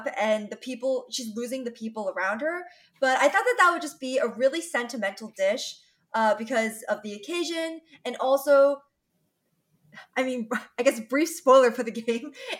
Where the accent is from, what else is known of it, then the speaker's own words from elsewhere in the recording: United States; me being Chinese American